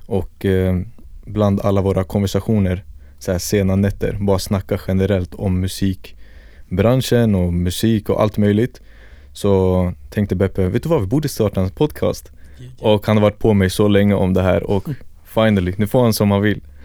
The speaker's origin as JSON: {"language": "Swedish", "town": "Stockholm", "region": "Stockholm County", "country": "Sweden", "tie": "born or raised there", "said": "född och uppvuxen här i Stockholm"}